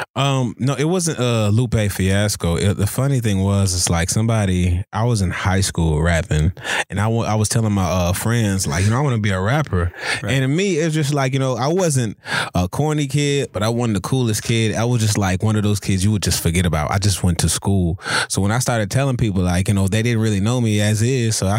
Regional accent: New Orleans, Louisiana, United States; moved away; originally I'm from New Orleans

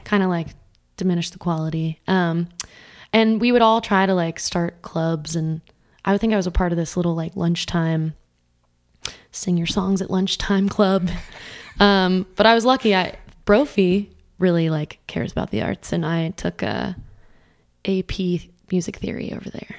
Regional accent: Scottsdale, Arizona, United States; I grew up, like, east, east Scottsdale

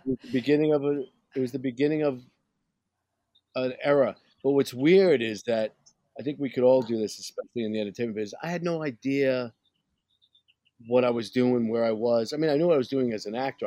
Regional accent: New York City, New York, United States; I'm from Brooklyn

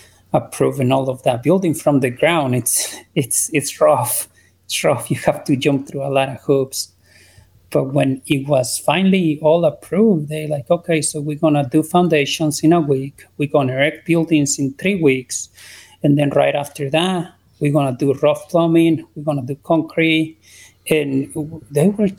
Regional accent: Mexico; also born or lived in Utah / Idaho; now in United States

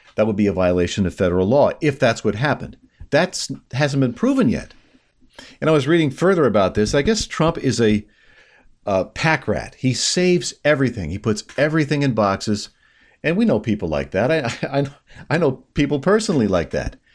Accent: New York, United States; I'm a New Yorker through and through

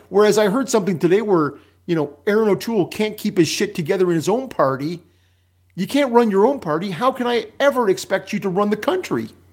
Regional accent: Canada

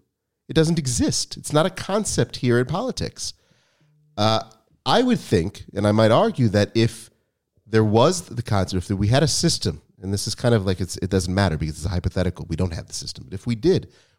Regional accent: United States; It seems, and Dan and I grew up in the United States

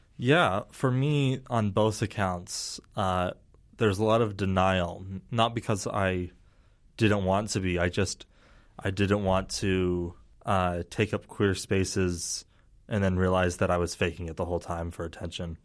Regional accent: Herriman, Utah, United States; I grew up in Harriman

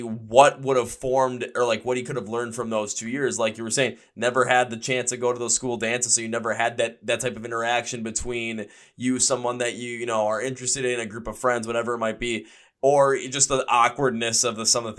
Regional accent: Milwaukee, Wisconsin, United States

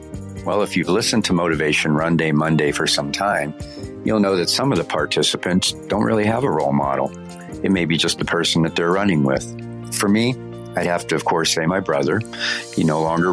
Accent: Erie, Pennsylvania, United States; now in Denver, United States; my hometown of Erie, Pennsylvania, in Harbor Creek, a suburb

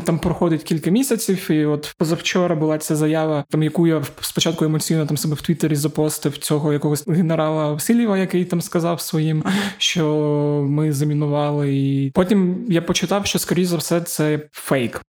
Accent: Zaporizhzhia, Zaporizhzhia Oblast, Ukraine; moved away; моє рідне Запоріжжя

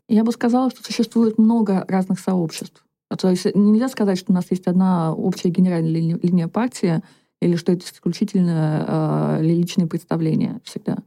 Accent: Komi Republic, Russia; moved away as an adult; now in Moscow, Russia; я по национальности коми, я выросла в Коми Республике

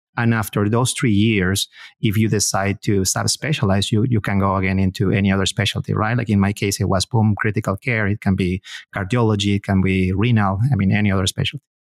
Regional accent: Peru; moved away as an adult; now in United States; My, my wife and I, we both are from Peru.

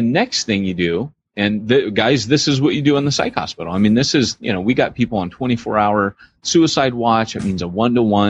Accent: Southern California, United States; growing up in Southern California, we had a place near us called, Wild Rivers

